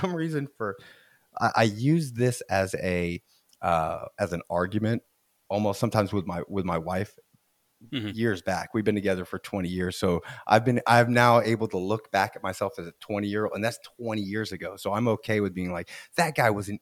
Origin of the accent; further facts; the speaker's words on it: Florida, United States; I'm from Florida